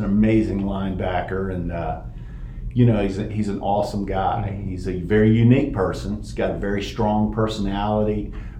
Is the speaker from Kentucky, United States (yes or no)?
yes; Florence, Kentucky, United States; Well, I'm a Northern Kentucky guy. I was born and raised here in the Florence Union area. Went to Boone County High School, graduated in 1983.